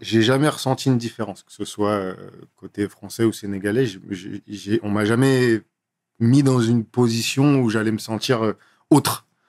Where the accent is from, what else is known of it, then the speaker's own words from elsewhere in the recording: Grenoble, Auvergne-Rhône-Alpes, France; moved away as an adult; also born or lived in Nantes; now in Paris, France; je suis né à Grenoble. Donc euh, Grenoble, pour ceux qui ne voient pas, c'est en dessous de Lyon, entre, entre Lyon et, et Montélimar. Mm-hmm. Euh, j'ai grandi là-bas, j'ai passé 19 ans de ma vie là-bas